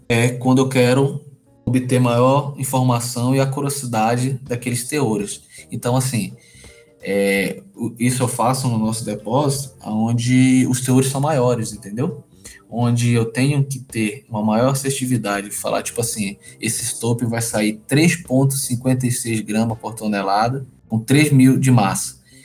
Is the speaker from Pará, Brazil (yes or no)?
yes; Belém, Pará, Brazil; Eu sou originário de Belém